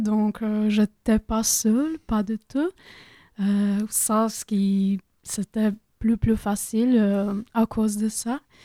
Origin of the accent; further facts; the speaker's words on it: Croatia; French is a second language; moved away as an adult; now in France; je me sentais un peu perdue à Croatie.